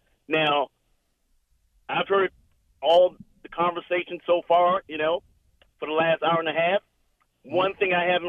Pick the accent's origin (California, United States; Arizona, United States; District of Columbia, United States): District of Columbia, United States; Washington; now in Las Vegas, United States; I'm from Washington, D.C., and mm-hmm. I used to be a season ticket holder in D.C.